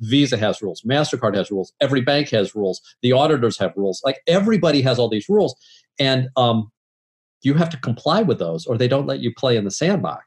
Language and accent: English; St. Louis, Missouri, United States; We're both from St. Louis